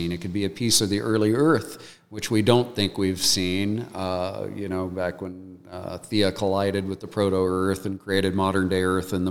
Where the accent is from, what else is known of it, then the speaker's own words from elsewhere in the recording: United States; like many you know, young boys growing up in America, I wanted to be an astronaut.